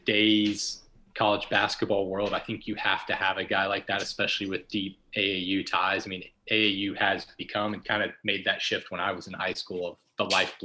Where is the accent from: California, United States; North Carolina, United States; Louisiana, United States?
North Carolina, United States; Hickory; my hometown team, Lenoir Ryan